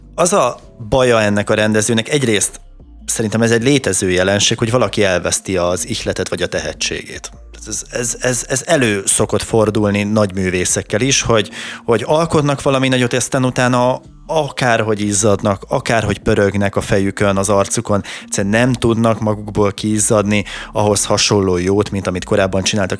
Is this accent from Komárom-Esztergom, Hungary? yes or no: yes; Tata, Komárom-Esztergom, Hungary; én tataiként